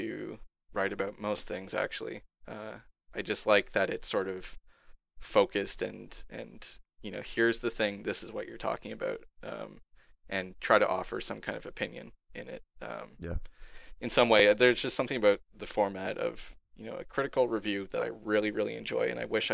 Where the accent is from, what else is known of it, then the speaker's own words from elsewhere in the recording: Canada; I'm a Canadian